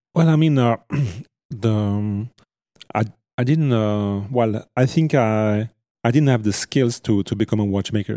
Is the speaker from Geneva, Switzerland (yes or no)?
no; Vallée de Joux, French part of Switzerland, Vaud, Switzerland; I was born in the French part of Switzerland and, uh, in the Vallée des Joues, the cradle of, uh, fine watchmaking